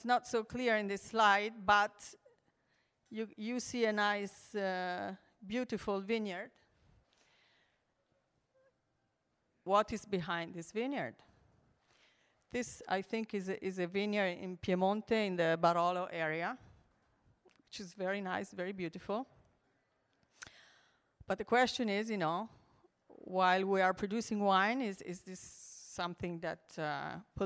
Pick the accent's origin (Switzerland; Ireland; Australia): Switzerland; moved away as an adult; also born or lived in Milan, Italy; now in Maremma, Italy; I was born in Milan, Italy, and I grew up in the Alps in Switzerland